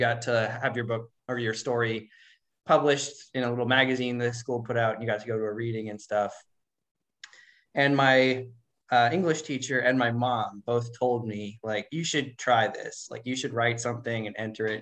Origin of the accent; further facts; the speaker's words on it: Spokane, Washington, United States; I work part time at this bookstore in Spokane